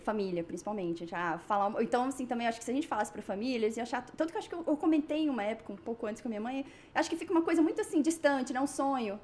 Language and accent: Portuguese; Brasília, Federal District, Brazil; moved away as an adult; now in Canada; sou arquiteta, sou lá de Brasília também